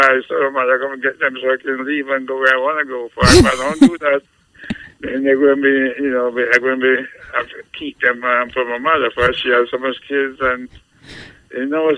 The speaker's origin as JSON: {"language": "English", "country": "Jamaica", "tie": "born or raised there", "moved": "yes", "said": "I'm from Jamaica, West Indies. And I grew up in a house with like nine brothers and sisters."}